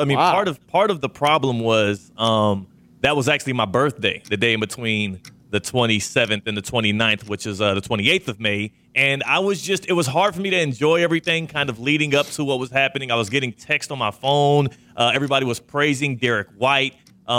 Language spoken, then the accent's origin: English; Houston, Texas, United States; born or raised there; moved away